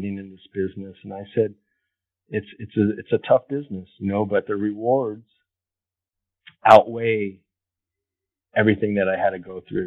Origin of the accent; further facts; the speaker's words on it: Los Angeles, California, United States; moved away as an adult; also born or lived in Washington, D.C. / Colorado; I grew up here in Los Angeles.